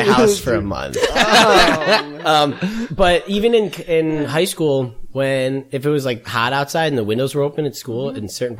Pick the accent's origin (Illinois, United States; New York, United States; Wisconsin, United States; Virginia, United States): Illinois, United States; Brookfield; I'm from Brookfield, Illinois, which is a suburb of Chicago.